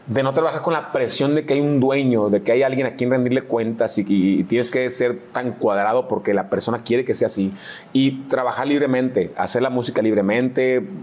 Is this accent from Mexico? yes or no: yes; Mazatlán, Sinaloa, Mexico; Pues sí, somos de Mazatlán.